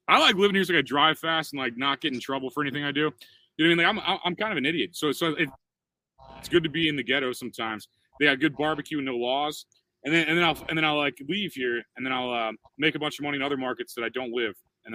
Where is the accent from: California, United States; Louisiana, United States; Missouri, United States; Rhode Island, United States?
Missouri, United States; O'Fallon; moved away; One town west from there is my hometown. O'Fallon, Missouri. That's where I grew up.